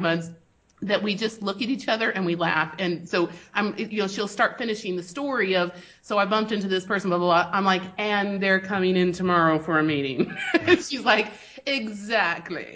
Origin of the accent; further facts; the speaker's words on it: Spain; moved away; We grew up in Spain